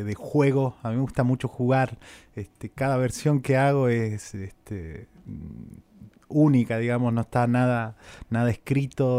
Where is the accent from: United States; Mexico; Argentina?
Argentina; Cafayate, Salta; now in Buenos Aires, Argentina; yo soy de, Cafayate, de Salda